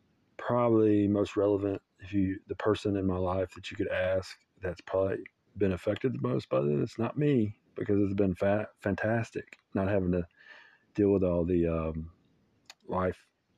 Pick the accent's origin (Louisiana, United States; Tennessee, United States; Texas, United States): Tennessee, United States; Cairo; I'm from Cairo, Tennessee. It's a little different. It's about 15 minutes over, but it's still a suburb next to Germantown.